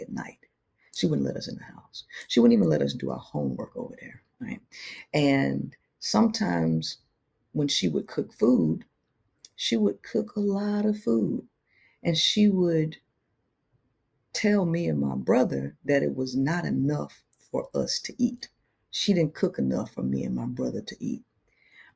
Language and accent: English; Shreveport, Louisiana, United States; I grew up in Shreveport, Louisiana